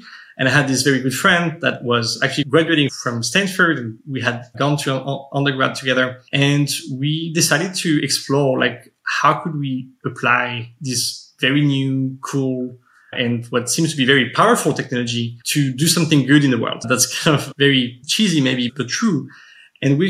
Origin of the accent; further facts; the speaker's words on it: suburbs of Paris, Île-de-France, France; moved away as an adult; now in United States; I grew up in the suburbs of Paris for most of my life.